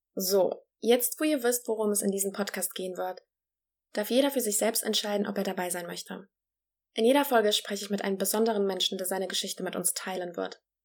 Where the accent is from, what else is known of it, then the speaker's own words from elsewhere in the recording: Germany; also born or lived in Poland; bin in Polen geboren und in Deutschland aufgewachsen